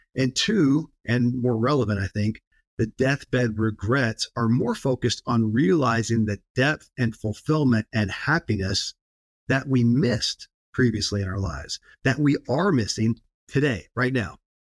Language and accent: English; Kentucky, United States; born or raised there